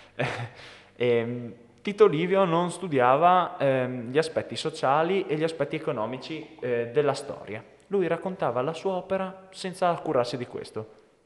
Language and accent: Italian; Italy; Noi siamo nati in Italia